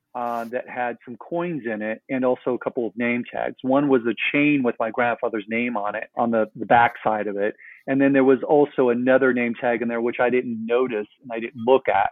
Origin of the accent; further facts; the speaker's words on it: Los Angeles, California, United States; I'm from Los Angeles, California